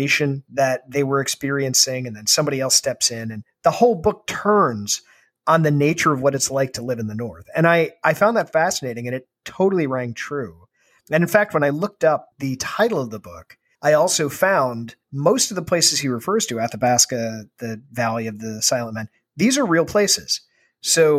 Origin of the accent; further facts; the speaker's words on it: Ireland; as an Irishman